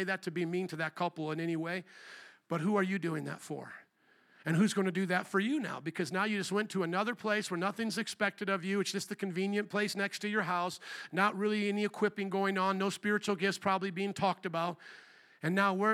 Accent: Indiana, United States; moved away as an adult; also born or lived in New Orleans; now in Chicago, United States; I was born and raised in Indiana. I came to you via the calling of God through New Orleans. Indiana for about 18 years, New Orleans for about 8 years, and then here for now about 20 years.

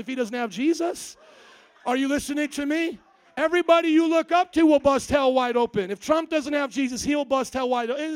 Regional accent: Indiana, United States; I come from Indiana

